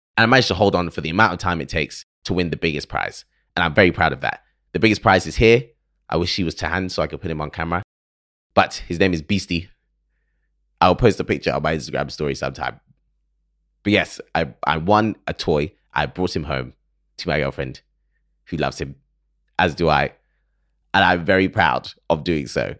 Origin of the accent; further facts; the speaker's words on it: United Kingdom; accent: British; someone from the U K who absorbs American culture through films and television